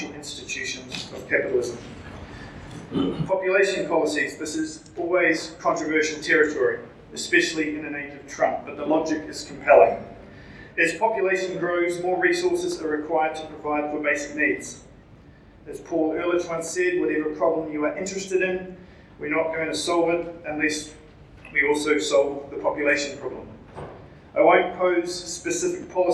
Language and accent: English; New Zealand; accent: Kiwi; with my Kiwi accent